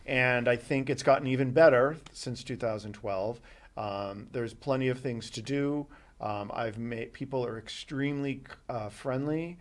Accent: Boston, Massachusetts, United States; moved away; I grew up in Boston

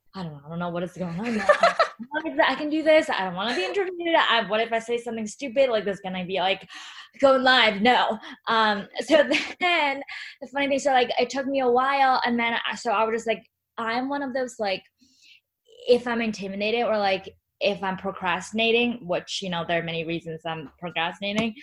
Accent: China; moved away; growing up in China

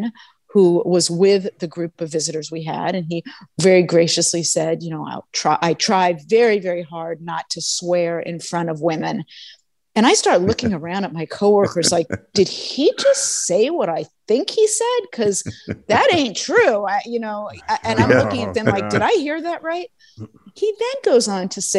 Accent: Los Angeles, California, United States; I did grow up in Los Angeles, in West Los Angeles, and I'm back here now

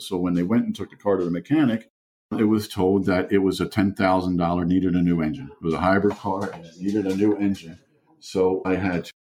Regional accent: Baltimore, Maryland, United States; first language German; English is a second language; also born or lived in Germany; I'm from Baltimore

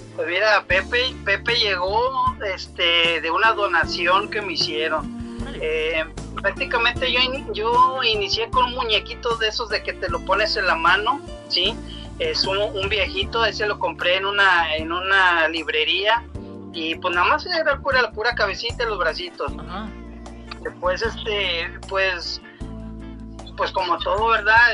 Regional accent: Ciudad Victoria, Tamaulipas, Mexico; nosotros somos de Ciudad Victoria, Tamaulipas

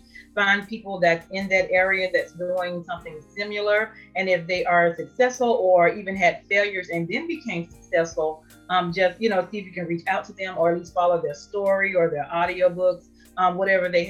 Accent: Durham, North Carolina, United States; I'm from Durham, North Carolina

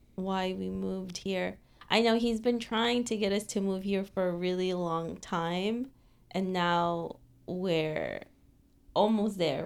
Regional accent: New York City, New York, United States; moved away as an adult; now in Florida, United States; I grew up in New York City

